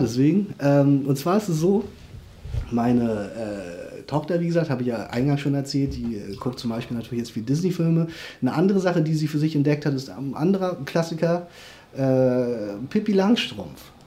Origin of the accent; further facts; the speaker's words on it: South Korea; now in Germany; ich komme ja wie gesagt aus Korea